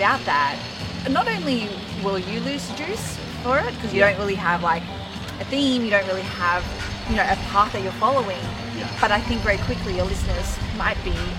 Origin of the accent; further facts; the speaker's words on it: Australia; accent: Aussie; But that's my Aussie accent.